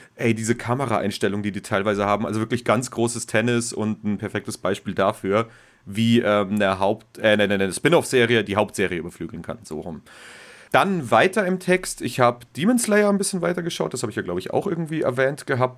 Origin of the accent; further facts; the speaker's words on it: Bavaria, Germany; als Bayer